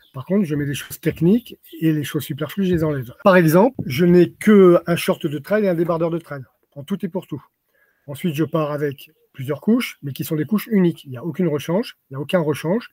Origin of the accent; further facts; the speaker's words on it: France; now in Montpellier, France; je suis né dans les Pyrénées, je suis un Pyrénéen